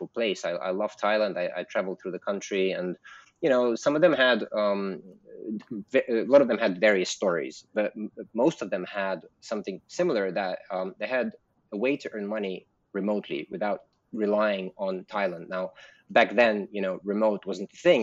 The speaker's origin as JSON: {"language": "English", "region": "London", "country": "United Kingdom", "tie": "born or raised there", "also_born_or_lived": "Russia", "moved": "as an adult", "lives_now": "Bali, Indonesia", "said": "I am Russian. But I grew up in London"}